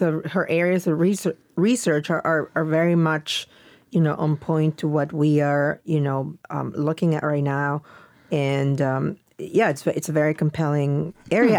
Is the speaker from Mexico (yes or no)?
yes; Mexico; moved away; growing up in Mexico